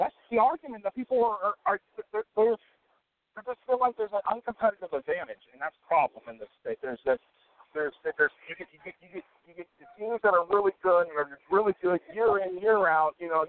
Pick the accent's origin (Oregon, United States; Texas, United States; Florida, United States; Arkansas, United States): Florida, United States; Clay County; I'm from Clay County.